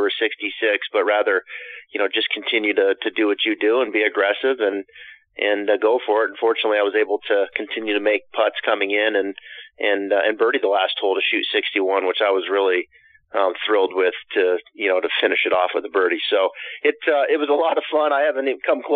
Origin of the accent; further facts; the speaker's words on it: Pacific Northwest, northern Idaho, United States; I spent my time growing up in the Pacific Northwest